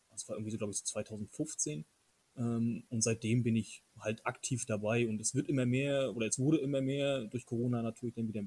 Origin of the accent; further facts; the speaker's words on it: Mecklenburg-Vorpommern, Germany; ich komme aus Mecklenburg, das ist halt hier so Dorf an Dorf und ähm, ich selber bin auch auf dem, oder in der Kleinstadt groß geworden